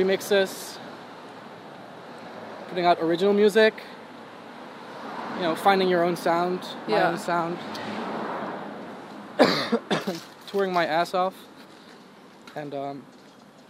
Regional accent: Netherlands; English is a second language; I'm from Holland

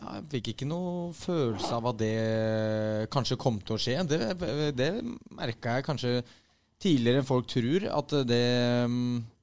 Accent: Oslo, Norway; moved away as an adult; jeg er fra Vålerenga og vokste opp

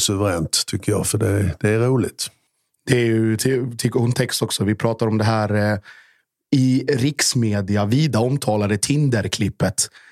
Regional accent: Gammalstorp/Norje/Mjällby area, Blekinge, Sweden; det här är ju mina hemtrakter

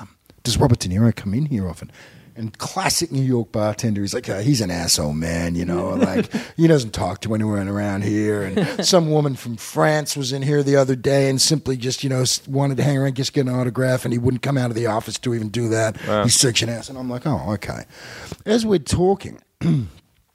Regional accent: Australia; I'm an actor from Australia

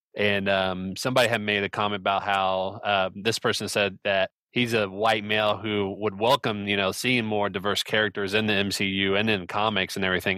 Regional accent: Indianapolis, Indiana, United States; I am from Indianapolis, Indiana

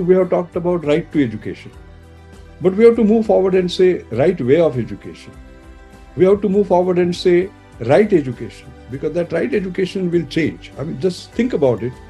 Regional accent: India; I'm very proud of being Indian

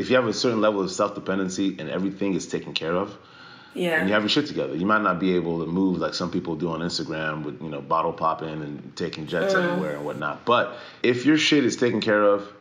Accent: Texas, United States; first language French; English is a second language; also born or lived in France / Montreal, Quebec, Canada / Democratic Republic of the Congo; now in Austin, United States; I lived in Montreal for quite some time until I was about 9. And then we moved to Texas.

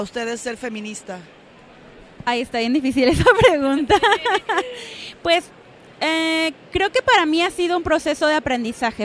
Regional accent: Mexico; somos todas mexicanas, pero todas internacionales

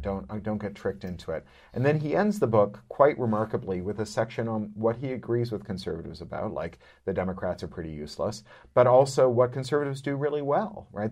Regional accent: Canada; as a Canadian

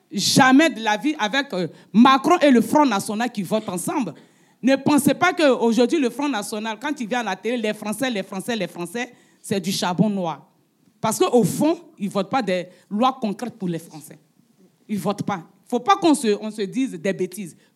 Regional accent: France; Mais moi, je suis français.

